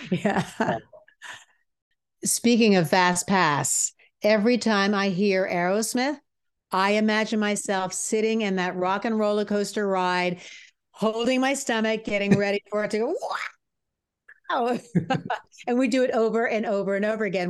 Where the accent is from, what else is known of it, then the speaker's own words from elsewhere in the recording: United States; growing up in the States